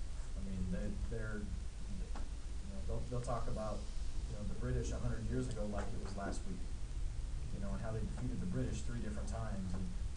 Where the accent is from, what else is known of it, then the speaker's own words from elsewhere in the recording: Arizona, United States; I'm from Arizona, that's where I grew up.